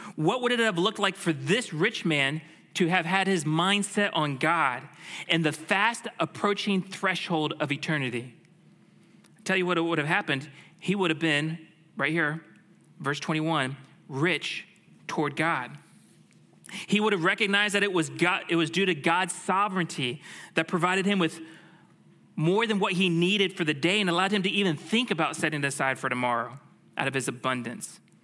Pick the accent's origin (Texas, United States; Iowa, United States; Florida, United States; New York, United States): Florida, United States; Tampa; I grew up in the Tampa Bay area